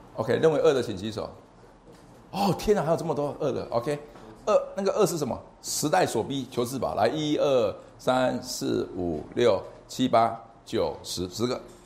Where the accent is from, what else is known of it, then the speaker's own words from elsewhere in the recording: Changhua, Changhua County, Taiwan; 我来自彰化中学，彰化中学也是个非常有名踢足球的学校